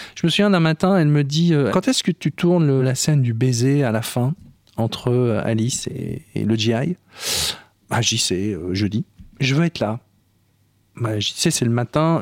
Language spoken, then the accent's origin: French; Ch'ti, Hauts-de-France, France; je suis ch'timi